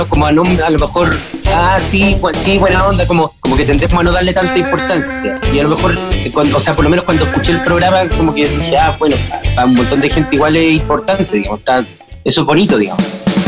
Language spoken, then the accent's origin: Spanish; Chile; nosotros como chilenos